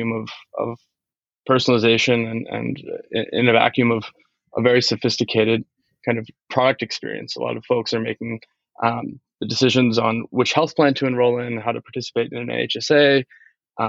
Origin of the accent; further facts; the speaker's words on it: Washington, District of Columbia, United States; I grew up in the Washington, D.C. metro area.